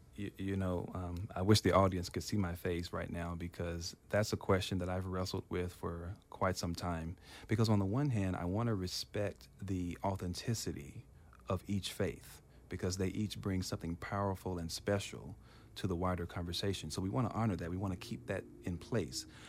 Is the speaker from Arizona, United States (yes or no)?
no; Memphis, Tennessee, United States; moved away as an adult; also born or lived in Providence, Rhode Island; now in California, United States; when I was growing up in Tennessee